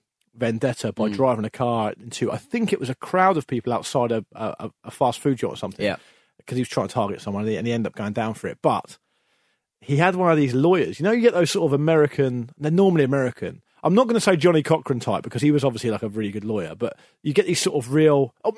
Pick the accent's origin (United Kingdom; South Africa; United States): United Kingdom; because in the UK, we don't think of British people like that at all.